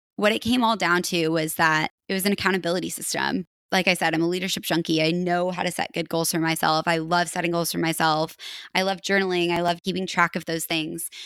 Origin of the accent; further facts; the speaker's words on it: Colorado, United States; moved away as an adult; also born or lived in Oregon; now in Portland, United States; I'm from Colorado, and I went to University of Oregon